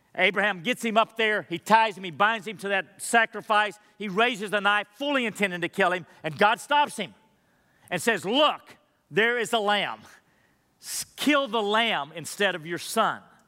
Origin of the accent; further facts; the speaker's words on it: Madisonville, Texas, United States; growing up in Massville, Texas, there weren't a lot of Jewish people around me. It's a little dinky town. where Buc-ee's is today